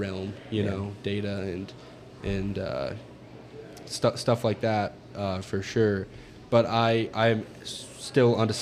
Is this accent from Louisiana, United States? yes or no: no; Montana, United States; I'm from Montana